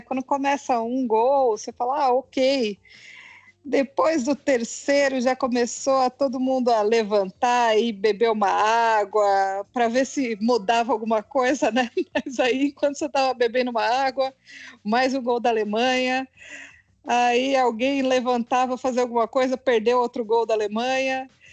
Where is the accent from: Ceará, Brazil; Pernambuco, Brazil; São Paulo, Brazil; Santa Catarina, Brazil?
São Paulo, Brazil; now in Brasília, Brazil; sou de São Paulo, mas estou morando em Brasília